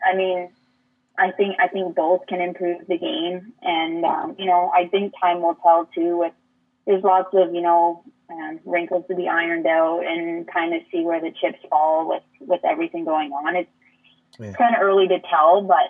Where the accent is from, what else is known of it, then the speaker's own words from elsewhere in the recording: Waterford, Ontario, Canada; now in Brantford, Canada; growing up in Waterford